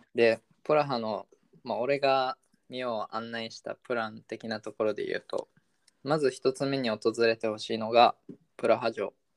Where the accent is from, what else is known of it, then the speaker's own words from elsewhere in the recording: Sendai, Miyagi, Japan; moved away as an adult; now in Czech Republic; 俺地元仙台なんで